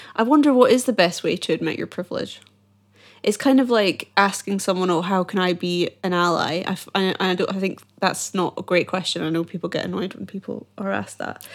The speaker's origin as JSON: {"language": "English", "town": "Edinburgh", "region": "Scotland", "country": "United Kingdom", "said": "I'm from Edinburgh and every year we have the Edinburgh Fringe"}